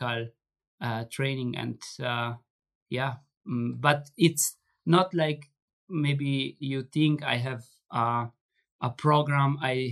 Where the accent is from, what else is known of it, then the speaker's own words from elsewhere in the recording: Merano, Trentino-Alto Adige, Italy; in Merano, I have in my hometown, I have a trainer which is working with me